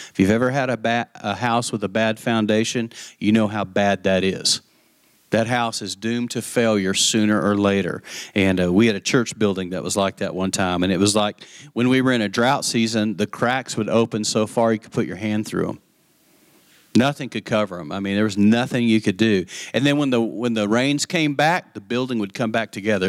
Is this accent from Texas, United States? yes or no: yes; West Texas, United States; I grew up in West Texas